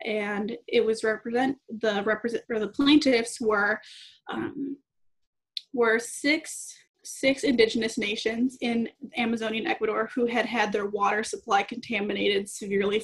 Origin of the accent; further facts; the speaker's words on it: Madison, Wisconsin, United States; I'm originally from Madison, Wisconsin